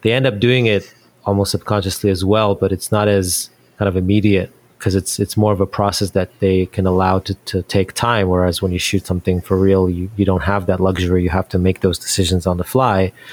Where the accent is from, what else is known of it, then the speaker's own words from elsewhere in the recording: Israel; moved away as an adult; now in United States; I'm from Israel originally, and that's where I kind of got my first start